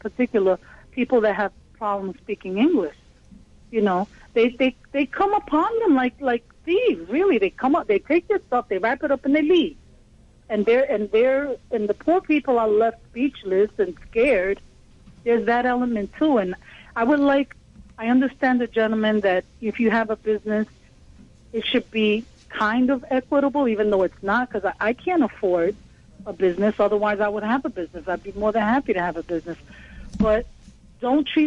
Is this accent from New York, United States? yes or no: yes; New York, United States; from the Bronx